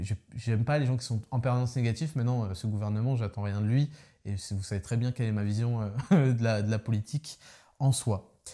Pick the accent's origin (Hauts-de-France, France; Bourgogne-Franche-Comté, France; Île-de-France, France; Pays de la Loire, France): Île-de-France, France; Paris; je suis parisien